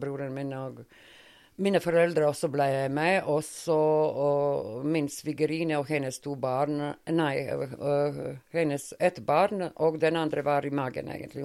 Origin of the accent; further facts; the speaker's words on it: Montenegro; Norwegian is a second language; moved away as an adult; also born or lived in Sarajevo, Bosnia and Herzegovina; now in Norway; mine barndomsvenner, fordi det er min barndomsby